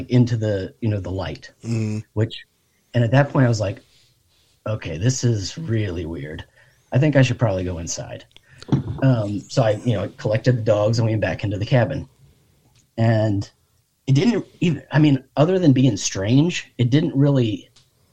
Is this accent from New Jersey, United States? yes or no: no; Fredericksburg, Virginia, United States; now in Richmond, United States; I'm from Fredericksburg originally.